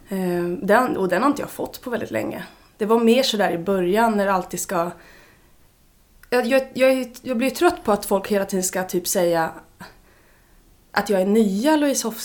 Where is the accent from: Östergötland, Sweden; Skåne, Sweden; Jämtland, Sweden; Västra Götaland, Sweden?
Östergötland, Sweden; Mjölby; Jag är från Mjölby.